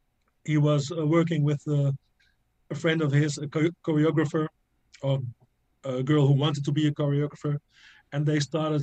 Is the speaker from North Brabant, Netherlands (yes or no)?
yes; near Tilburg, North Brabant, Netherlands; I am from the Netherlands. I'm living now in Tilburg in the south of the Netherlands. I was born 10 kilometers from here in a small village.